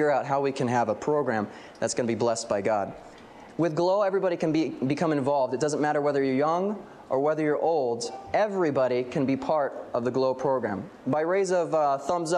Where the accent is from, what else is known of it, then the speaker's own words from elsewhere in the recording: Central California, United States; I'm from Central California